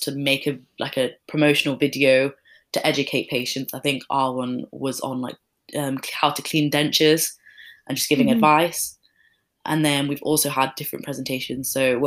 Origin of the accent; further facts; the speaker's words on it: Leeds, Yorkshire and the Humber, United Kingdom; moved away as an adult; now in Birmingham, United Kingdom; I'm from Leeds